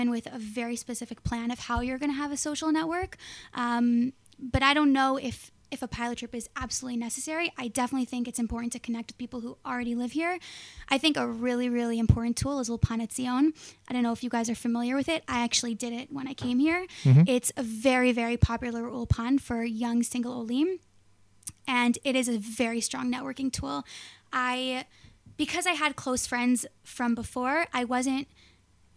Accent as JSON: {"language": "English", "town": "Los Angeles", "region": "California", "country": "United States", "also_born_or_lived": "New York", "moved": "as an adult", "lives_now": "Israel", "said": "Originally, I'm from Los Angeles, the Valley, to be specific"}